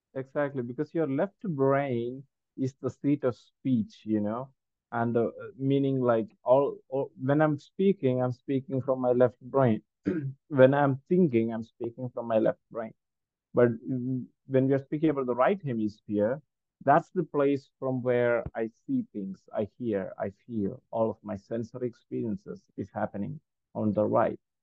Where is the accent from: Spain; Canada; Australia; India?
India; first language Malayalam; English is a second language; mainly English and my native language, Malayalam.